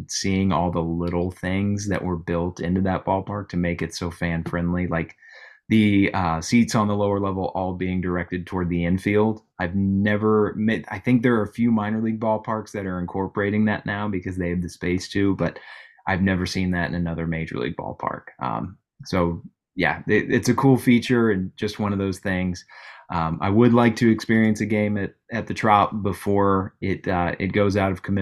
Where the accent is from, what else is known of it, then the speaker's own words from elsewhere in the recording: Colorado, United States; born there; I was born in Colorado. I'm a closet Rockies fan. I was born in 1993